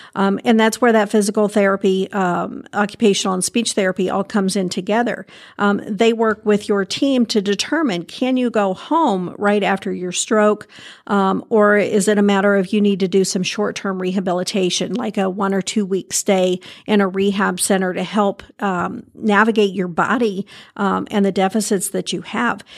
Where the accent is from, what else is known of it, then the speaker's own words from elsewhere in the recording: Indiana, United States; also born or lived in California; I grew up here in Indiana. I did some time in California, um, and, but you always come home